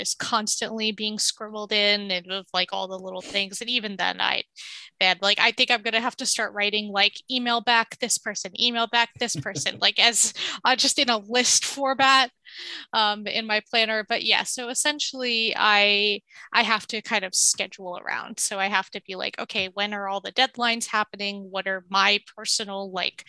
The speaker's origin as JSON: {"language": "English", "region": "New York", "country": "United States", "tie": "born or raised there", "also_born_or_lived": "Palestine", "said": "I was born and raised in New York"}